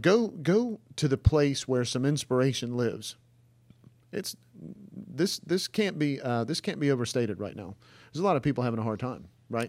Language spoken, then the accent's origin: English; the South, United States; we're from the South